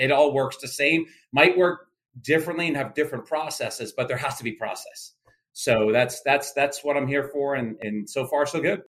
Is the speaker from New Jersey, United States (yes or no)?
yes; southern New Jersey, United States; moved away as an adult; also born or lived in Wisconsin / Pennsylvania; now in Florida, United States; I was originally born in uh, in uh, Wisconsin. Very short time in my life there, about six months. But I grew up in southern New Jersey